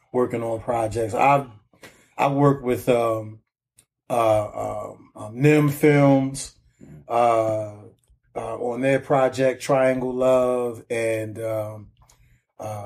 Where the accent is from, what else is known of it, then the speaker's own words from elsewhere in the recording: Baltimore, Maryland, United States; I'm from Liberty Heights in Gwin Oak